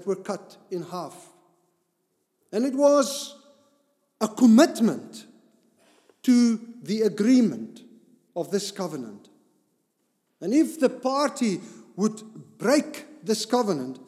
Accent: Cape Town, Western Cape, South Africa; I grew up in Cape Town area

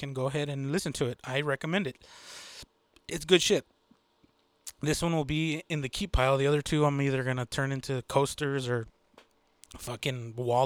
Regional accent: Texas, United States; I'm from Texas

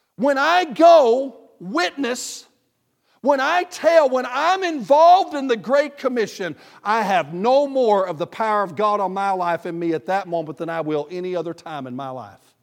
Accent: the South, Southern United States, United States; I'm a Southerner

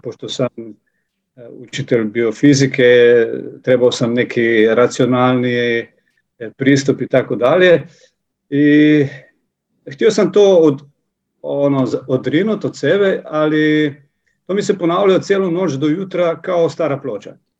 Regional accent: Slovenia; Croatian is a second language; ja sam iz Slovenije

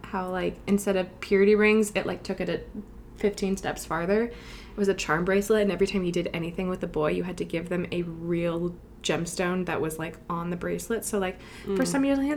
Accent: Vancouver, British Columbia, Canada; I was born and raised in Vancouver my whole life

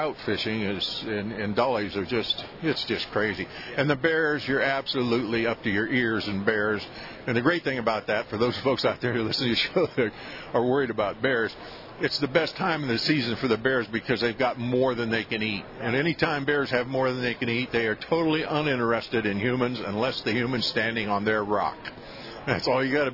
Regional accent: Akron, Ohio, United States; also born or lived in Florida; now in Alaska, United States; In a rural part of Ohio, I grew up outside of Akron, probably 30 miles south east of Cleveland

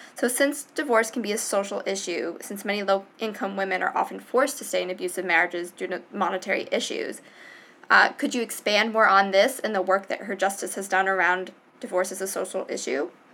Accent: Providence, Rhode Island, United States; I am from Providence

